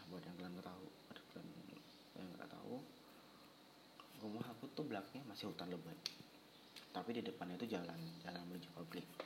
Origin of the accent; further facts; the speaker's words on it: Aceh, Indonesia; moved away as an adult; now in Yogyakarta, Indonesia; Aku lahir dan besar di Aceh sih Lalu pada tahun 2018 aku merantau ke Jogja Untuk menimba ilmu